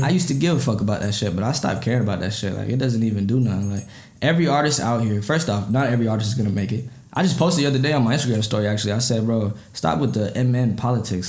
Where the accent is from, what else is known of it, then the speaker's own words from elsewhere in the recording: Apple Valley, Minnesota, United States; also born or lived in Burnsville, Minnesota; I was born in Burnsville, um, but I went to uh, Eastview High School and I lived in Apple Valley